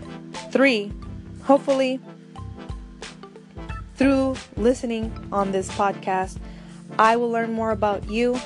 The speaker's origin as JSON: {"language": "English", "country": "United States", "tie": "born or raised there", "said": "growing up here"}